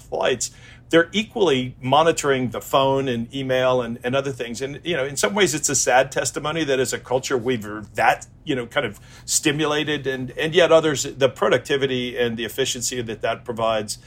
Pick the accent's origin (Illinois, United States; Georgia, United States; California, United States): Illinois, United States; Chicago; I grew up in Chicago